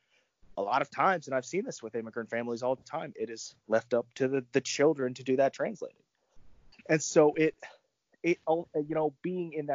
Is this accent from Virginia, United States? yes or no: yes; Central Virginia, United States; I'm from Central Virginia